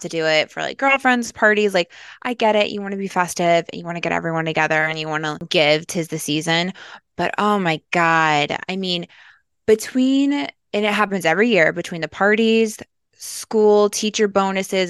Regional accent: Midwest, United States; now in Los Angeles, United States; I'm from the Midwest

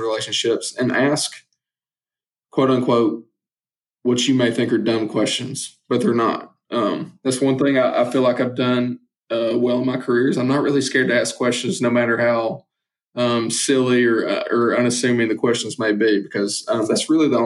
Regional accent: Northwest Georgia, United States; It was actually in my hometown

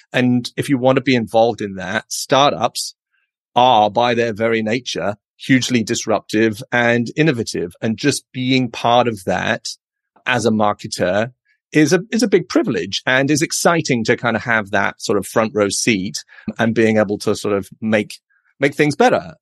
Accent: United Kingdom; moved away as an adult; also born or lived in London; now in San Francisco, United States; as you can probably tell from my accent. I'm a Brit.

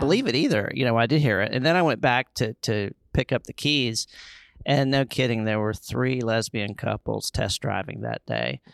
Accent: Charlotte, North Carolina, United States; other comedians in my hometown

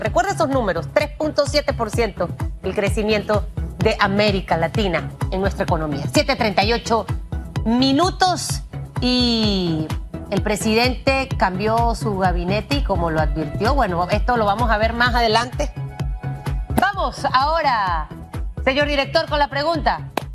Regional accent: Panama; como panameña y como periodista

